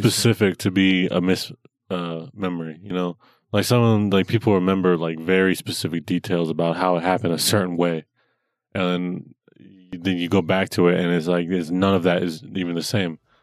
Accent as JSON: {"language": "English", "town": "Denver", "region": "Colorado", "country": "United States", "tie": "born or raised there", "said": "I was born in Denver, Colorado"}